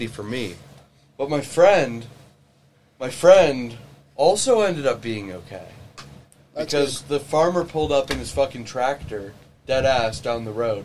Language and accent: English; Noblesville, Indiana, United States; my hometown, Noblesville, Indiana.